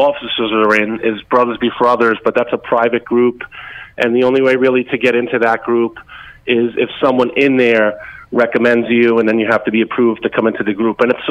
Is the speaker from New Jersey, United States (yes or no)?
yes; Hudson County, New Jersey, United States; growing up in Hudson County and from New Jersey